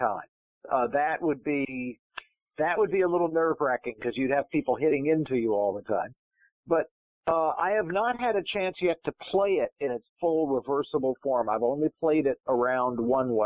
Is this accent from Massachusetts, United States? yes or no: yes; Pittsfield, Massachusetts, United States; now in Johns Creek, United States; growing up in Western Massachusetts